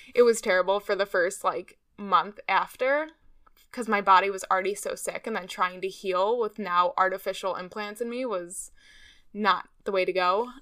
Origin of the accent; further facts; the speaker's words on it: Chicago, Illinois, United States; now in North Carolina, United States; I'm from Chicago, Illinois, but now I live in North Carolina